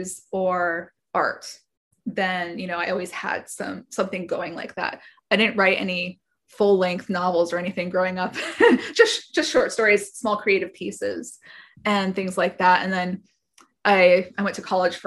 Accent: Wisconsin, United States; born or raised there; also born or lived in Boston, Massachusetts

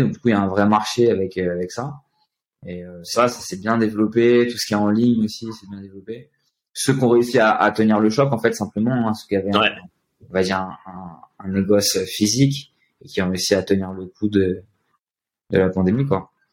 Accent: France; moved away as an adult; now in São Paulo, Brazil; On est des Français

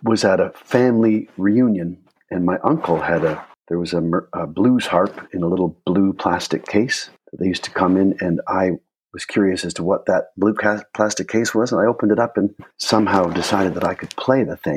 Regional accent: outside of Toronto, Ontario, Canada; now in Toronto, Canada; I was born in Toronto, but I grew up outside of Toronto from my primary school days through high school, but I've been back there for 35 years

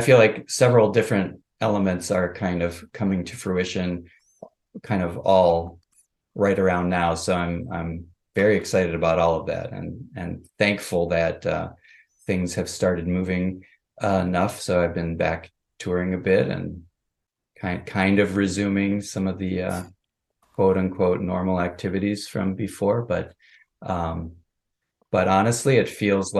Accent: Minneapolis, Minnesota, United States; I grew up in Minneapolis, Minnesota

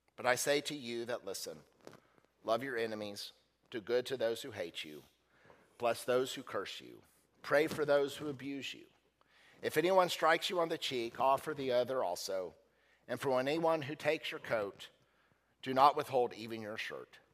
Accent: United States; as American Christians

